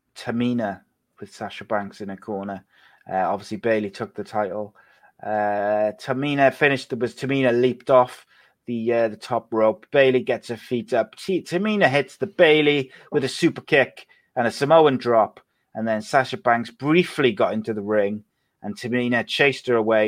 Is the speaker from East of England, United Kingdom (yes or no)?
no; Wales, United Kingdom; Welsh, I'm not British, I'm Welsh